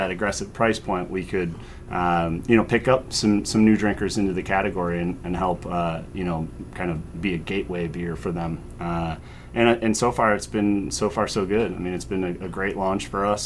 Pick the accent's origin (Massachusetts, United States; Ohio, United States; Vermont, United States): Ohio, United States; Cleveland; growing up in Cleveland